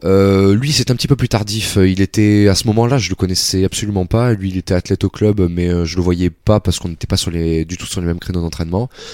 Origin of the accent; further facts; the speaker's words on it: Metz, Grand Est, France; C'était à Metz. Je suis né à Metz. J'ai fait mes, mes débuts, mes débuts d'athlétisme à Metz